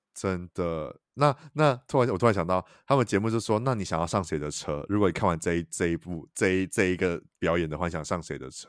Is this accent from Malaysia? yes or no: no; Taiwan; 台语也是我们就是台湾人的母语嘛